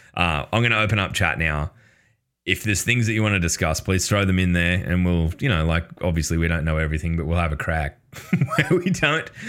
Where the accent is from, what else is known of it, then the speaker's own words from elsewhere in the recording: Australia; as an Australian